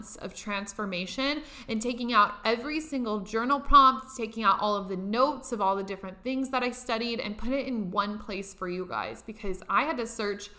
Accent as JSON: {"language": "English", "region": "Nebraska", "country": "United States", "moved": "yes", "lives_now": "Los Angeles, United States", "said": "I'm from Nebraska. I live in Los Angeles now"}